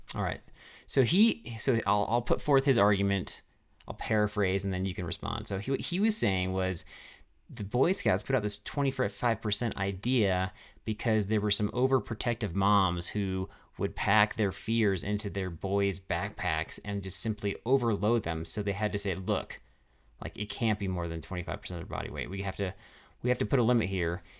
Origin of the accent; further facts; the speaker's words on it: Castle Rock, Colorado, United States; in Castle Rock, in my hometown